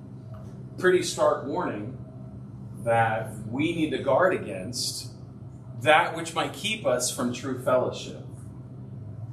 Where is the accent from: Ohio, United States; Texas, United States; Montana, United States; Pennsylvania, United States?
Ohio, United States; I'm from Ohio.